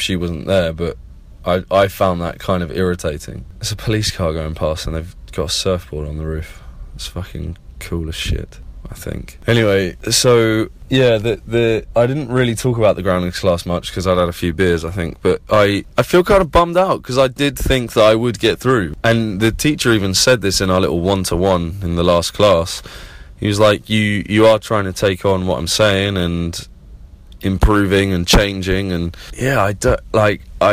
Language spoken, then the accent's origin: English; Plymouth, South West England, United Kingdom; now in London, United Kingdom; I'm from Plymouth down in the southwest and, you know, grew up on beaches and in the woods and on the moors